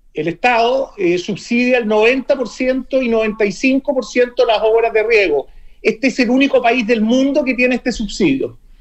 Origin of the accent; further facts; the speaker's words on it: Santiago, Santiago Metropolitan Region, Chile; yo soy de Santiago